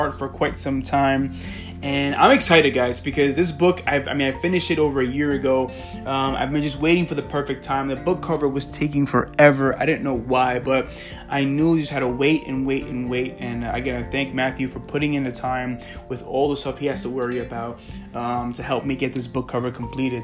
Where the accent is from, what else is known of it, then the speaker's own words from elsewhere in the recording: Colombia; moved away; back in my home country